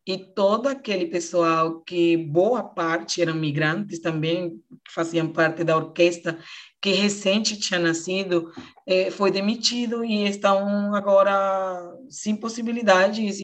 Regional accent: Venezuela; Portuguese is a second language; now in Roraima, Brazil; O teatro de povinho lá no meu país é que todo mundo se conhece

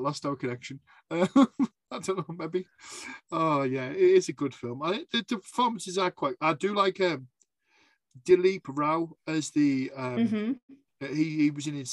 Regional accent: the north of England, United Kingdom; I'm Northern England

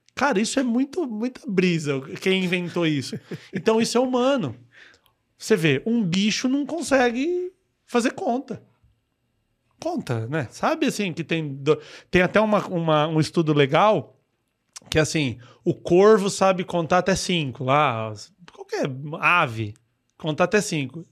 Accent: Mauá, São Paulo, Brazil; accent: caipira; E eu sou de lá. Eu moro, desde o meu primeiro dia de vida, eu moro naquela cidade

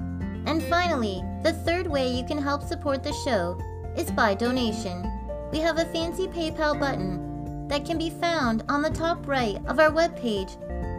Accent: Canada; I'm Canadian Girl

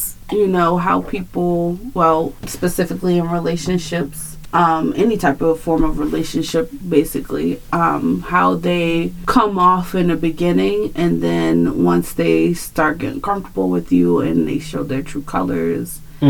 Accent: Baltimore, Maryland, United States; I'm from Baltimore, but I'm not from Baltimore, you know?

